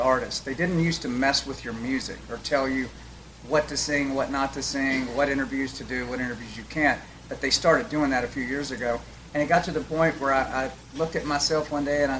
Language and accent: English; United States; I'm an American